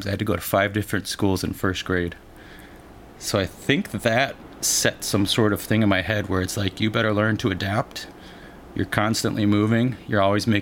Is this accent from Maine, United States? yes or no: no; Joliet, Illinois, United States; also born or lived in Colorado; I grew up in Joliet Shorewood area, but my parents got divorced when I was like 4, so then like my dad went to Colorado basically, so then I had to kind of go back and forth